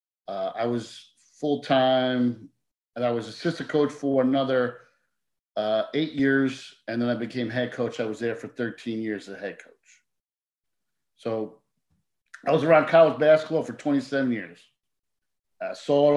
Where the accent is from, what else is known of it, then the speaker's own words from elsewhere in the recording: Bloomfield, New Jersey, United States; I grew up in Bloomfield, played basketball there